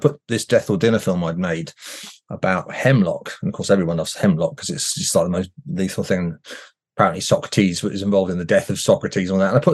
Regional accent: New Forest, South East England, United Kingdom; I grew up in the New Forest many, many years ago

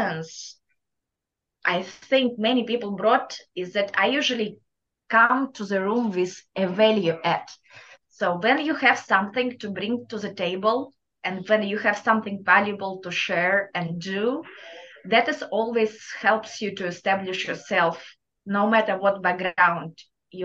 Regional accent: Kazakhstan; accent: thick Russian accent; English is a second language; moved away as an adult; now in Louisiana, United States; my thick Russian accent, even though I'm from Kazakhstan, we all have Eastern European accent

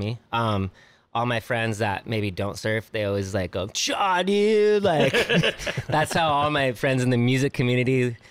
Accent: Ventura County, California, United States; now in San Diego, United States; I grew up in Ventura County myself. 805.

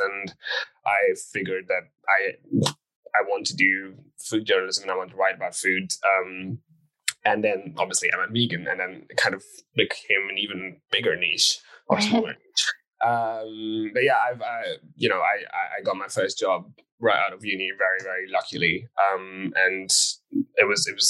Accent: India; I grew up in a vegetarian family. I come from India

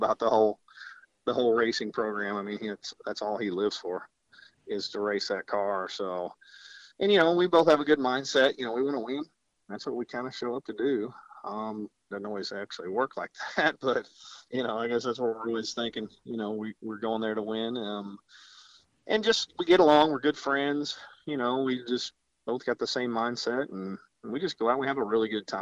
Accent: Jefferson City, Missouri, United States; I'm from Jefferson City, Missouri

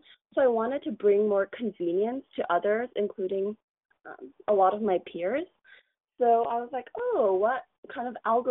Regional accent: Mountain View, California, United States; I am actually born in America. I was born in Mountain View, but my parents have Chinese ancestry

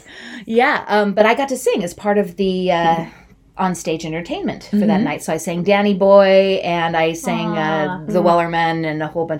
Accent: Utah, United States; I come from Utah, you know, and I'm LDS.

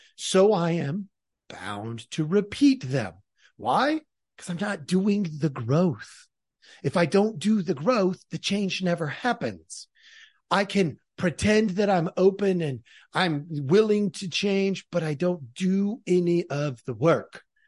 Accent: near Portland, Oregon, United States; I grew up in Oregon. I grew up near Portland.

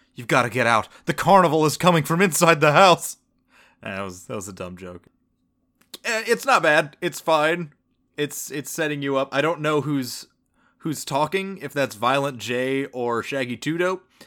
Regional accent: the South, United States; born and raised in the South

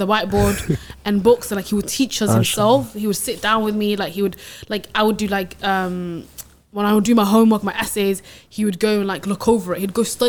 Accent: Sweden; now in United Kingdom; I grew up in Sweden, right? And then I came to the UK

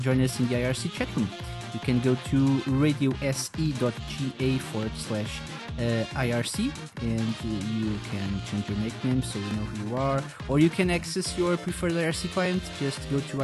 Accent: Portugal; I'm from Portugal.

